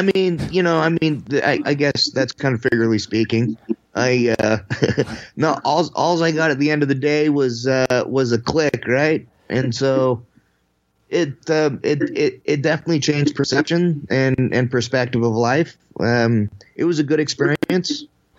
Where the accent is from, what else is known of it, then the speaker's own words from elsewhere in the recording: Utah, United States; The godforsaken place called Utah.